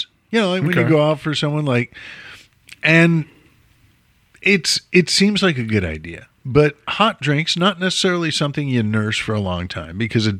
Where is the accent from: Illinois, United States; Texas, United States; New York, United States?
Illinois, United States; Chicago; moved away; born and bred, raised as a Chicago Jew